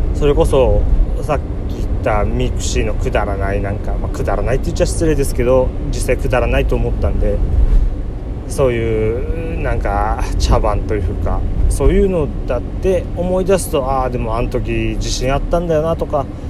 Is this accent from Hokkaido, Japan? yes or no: no; Ibaraki, Japan; 自分も茨城の出身というか茨城県に住んでいる